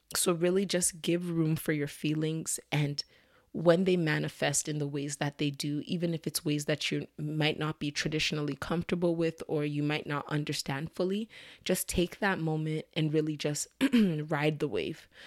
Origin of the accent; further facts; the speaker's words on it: Nigeria; I'm Nigerian